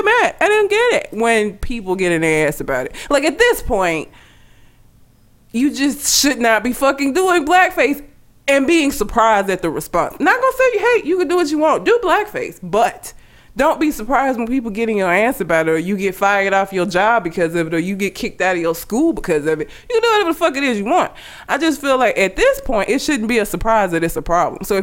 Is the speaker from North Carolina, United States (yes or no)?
no; Sylacauga, Alabama, United States; also born or lived in Talladega, Alabama; I'm from Talladega in Sylacauga, Alabama